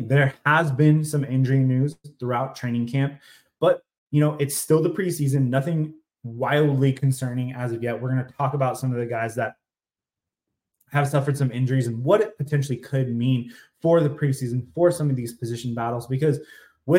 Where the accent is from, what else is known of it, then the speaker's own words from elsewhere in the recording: North Bay area, California, United States; I'm from the North Bay area